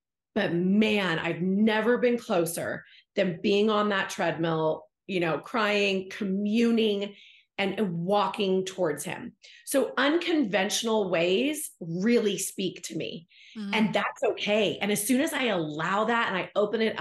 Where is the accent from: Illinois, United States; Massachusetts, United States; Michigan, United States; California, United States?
California, United States; Bay Area; moved away; I'm from the Bay Area, so I didn't grow up in Utah, but California had its own things growing up as a young woman there